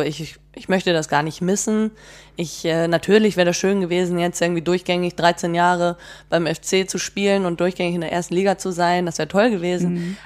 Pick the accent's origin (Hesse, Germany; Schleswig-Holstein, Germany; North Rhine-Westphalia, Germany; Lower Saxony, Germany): Schleswig-Holstein, Germany; Bad Segeberg; moved away as an adult; also born or lived in Leverkusen / Basel / Freiburg; ich bin zwar in Schleswig-Holstein aufgewachsen, also in Bad Segeberg